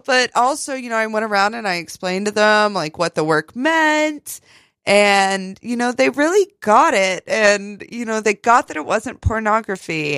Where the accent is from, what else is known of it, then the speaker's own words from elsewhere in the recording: West Virginia, United States; moved away; growing up in West Virginia